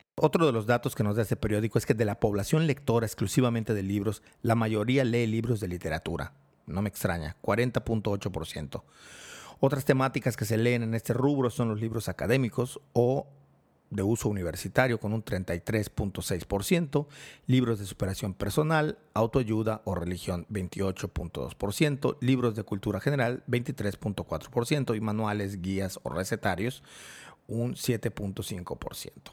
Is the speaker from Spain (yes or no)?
no; Mérida, Yucatán, Mexico; mi ciudad natal, en Mérida, Yucatán, en México